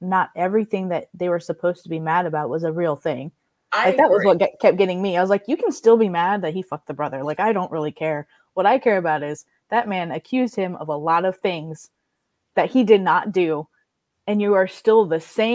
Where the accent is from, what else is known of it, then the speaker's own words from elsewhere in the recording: United States; me being American